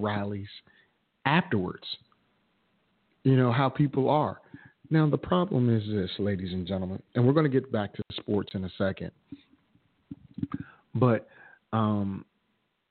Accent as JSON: {"language": "English", "country": "United States", "tie": "born or raised there", "said": "I was born in America. I wasn't born in Africa, but I'm African-American, a heritage, that is"}